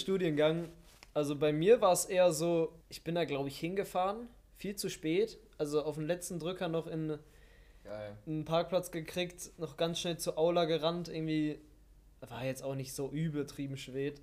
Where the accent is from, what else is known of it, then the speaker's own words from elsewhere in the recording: Witten, North Rhine-Westphalia, Germany; also born or lived in Wuppertal; Ich komme äh, eigentlich aus Bochum-Witten